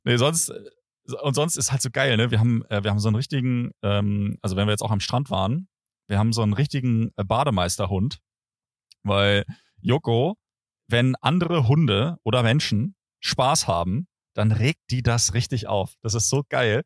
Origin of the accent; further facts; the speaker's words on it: Germany; an meinem Akzent kann es eigentlich nicht liegen, dass man mich direkt als Deutschen identifiziert